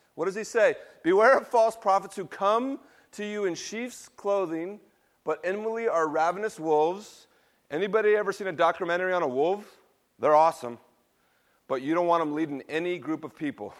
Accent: West Coast, United States; I grew up in a middle class, Caucasian, Baptist tradition. On the West Coast in nineteen seventies and eighties

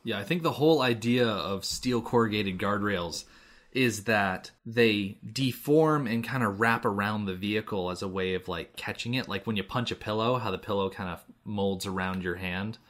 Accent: United States; accent: American; the American ones, because those are the ones that I grew up

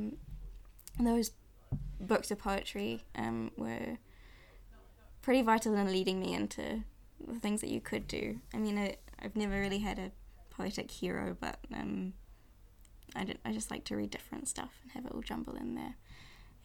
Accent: Auckland, New Zealand; also born or lived in London; I've lived in Auckland almost my whole life

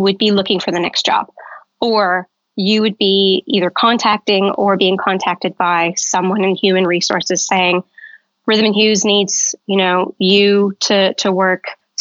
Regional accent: Southern California, United States; also born or lived in Arizona; I grew up in Southern California, actually very close to Disneyland.

